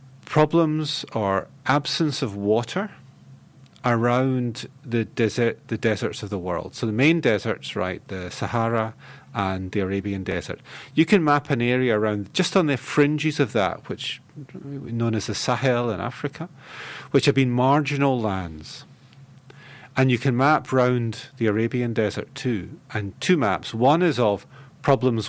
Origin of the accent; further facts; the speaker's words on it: Scotland, United Kingdom; I'm a Scot. I grew up in a temperate, relatively cool culture.